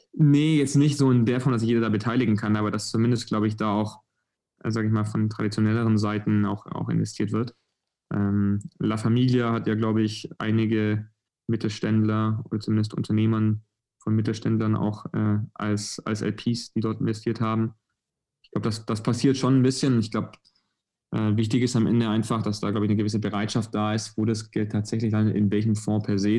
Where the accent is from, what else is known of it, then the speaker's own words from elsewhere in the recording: near Stuttgart, Baden-Württemberg, Germany; Ich komme aus der Nähe von Stuttgart, das magische Dreieck.